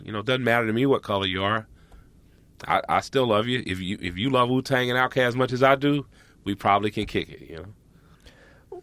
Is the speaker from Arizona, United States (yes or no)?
no; Atlanta, Georgia, United States; I'm from Atlanta